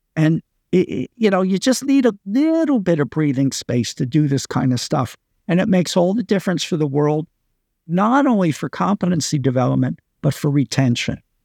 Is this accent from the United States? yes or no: yes; United States; moved away as an adult; now in Singapore; I've been in Singapore for twenty-three years. You know, I'm an American citizen, worked in the U S before then, but then I've been away for a long time